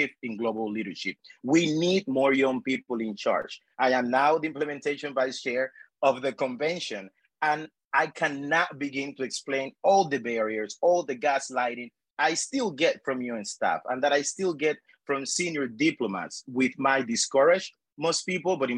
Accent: Panama; moved away as an adult; also born or lived in United States; I was born and raised in El Pájaro de Pece, a rural community at the heart of Panama's dry corridor

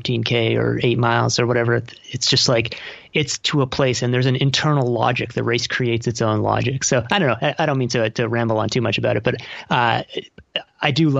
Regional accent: Toronto, Ontario, Canada; moved away; I'm from Toronto and I moved back here about 5 years ago

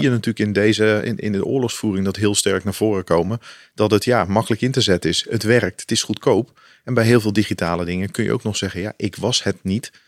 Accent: Netherlands; wij natuurlijk als Nederland

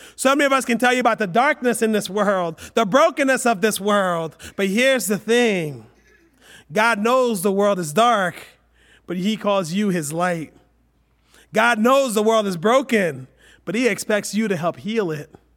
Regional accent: United States; we're Westerners, we're American

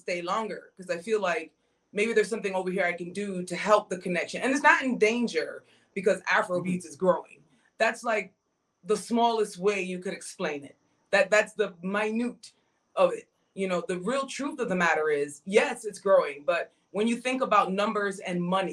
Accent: Jamaica; I'm Jamaican

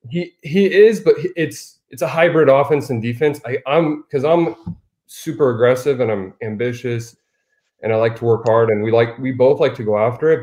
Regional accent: Arizona, United States

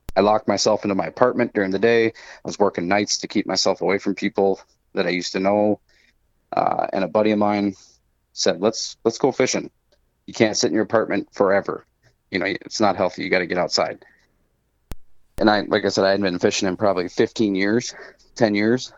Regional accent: Minnesota, United States; when we moved to Minnesota, when I was six

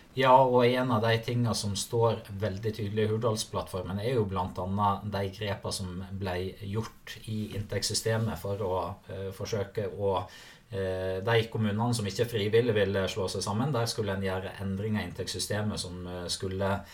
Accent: Sogn og Fjordane, Vestland, Norway; moved away as an adult; also born or lived in Naustdal; now in Akershus, Norway; der jeg eh, opprinnelig kommer fra, som er uh, Sogn og Fjordane. Sunnfjord

